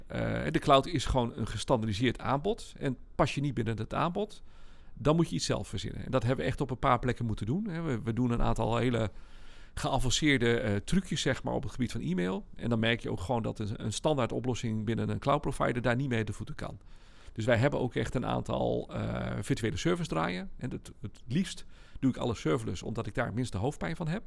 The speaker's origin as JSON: {"language": "Dutch", "country": "Netherlands", "said": "we zijn wel Nederlanders"}